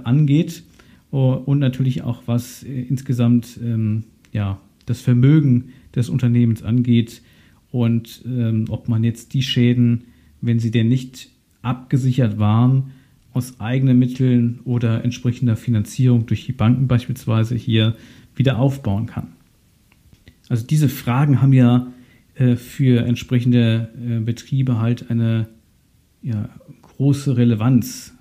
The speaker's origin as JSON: {"language": "German", "area": "Ahr Valley", "region": "Rhineland-Palatinate", "country": "Germany", "tie": "born or raised there", "said": "meine Heimatregion, das Ahrtal"}